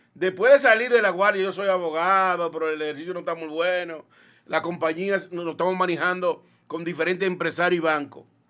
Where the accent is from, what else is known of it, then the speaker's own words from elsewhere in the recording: Villa González, Santiago, Dominican Republic; moved away as an adult; also born or lived in Santo Domingo; yo nací en un campo, le dicen el Limón de Villa González. O sea, soy nativo de aquí